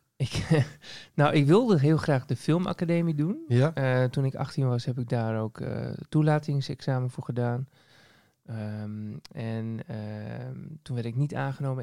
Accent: Assen, Drenthe, Netherlands; also born or lived in Leeuwarden; now in Groningen, Netherlands; Ik kom uit Assen oorspronkelijk. Ik ben geboren in, eh, eh, in, de hoofdstad van Drenthe

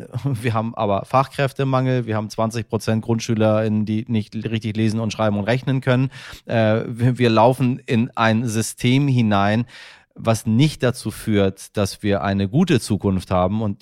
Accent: Hamburg, Germany; Äh, ich bin Hamburger, ich musste mir mein Leben lang anhören, dass unser Abitur nichts wert ist

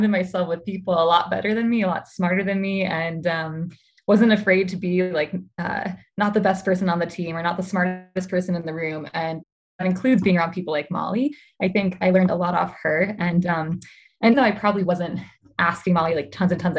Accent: Midwest, United States; also born or lived in Milwaukee; Yeah, so I was born in Milwaukee and grew up um, a bit all over the Midwest.

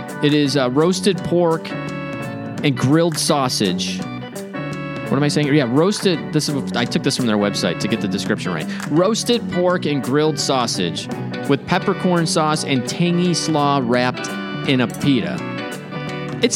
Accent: Chicago, Illinois, United States; I'm from Chicago

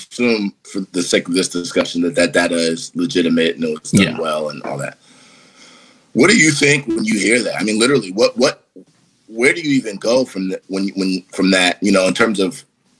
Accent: Columbus, Ohio, United States; because I'm born and raised in Columbus, Ohio

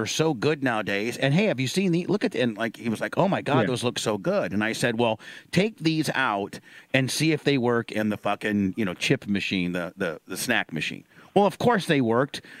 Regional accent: Indiana, United States; I grew up in Indiana.

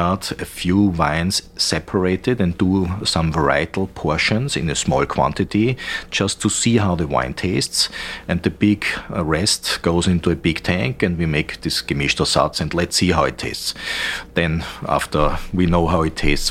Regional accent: the other side of the Danube, Vienna, Austria; I'm not from the Nussberg. I'm originally from the other side of the Danube, which was historically always a poor region

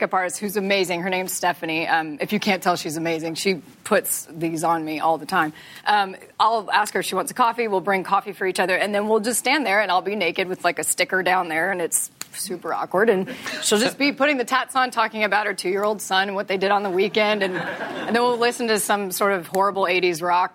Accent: Texas, United States; I'm from Texas

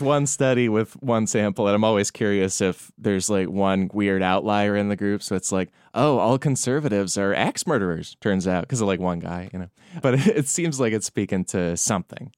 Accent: Chicago suburbs, Illinois, United States; also born or lived in New York City, United States; now in Los Angeles, United States; I grew up in the Chicago suburbs

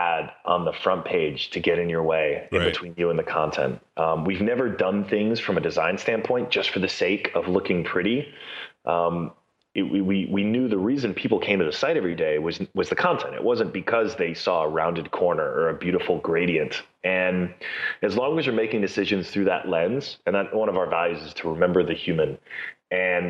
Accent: New York City, New York, United States; I was born in Brooklyn

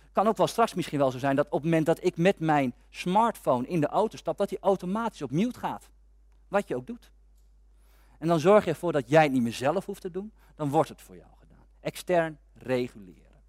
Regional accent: Amersfoort, Utrecht, Netherlands; Ik kom uit Amersfoort. En bij ons in Amersfoort

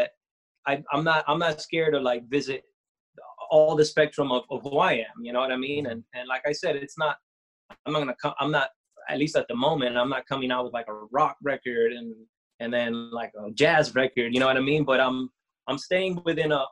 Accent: Costa Rica; I'm from Costa Rica, born in Costa Rica

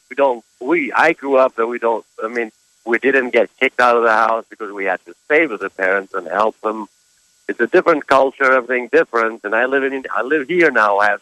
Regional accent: Kosovo; moved away; I'm from Kosovo

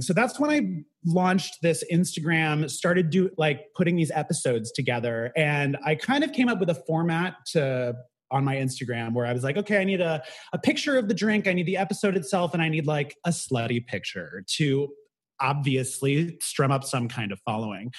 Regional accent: Bay Area, California, United States; moved away as an adult; now in New York City, United States; I grew up in the Bay Area

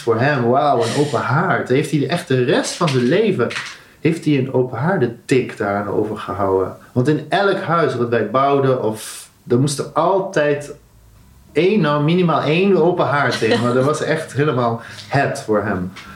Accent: Netherlands; ik een Nederlander was

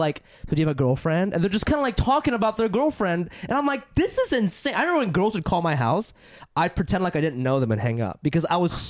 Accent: Ohio, United States; moved away as an adult; also born or lived in Japan / New York; now in Los Angeles, United States; I was born in Japan, and when I moved to Ohio. Yeah, I came to America.

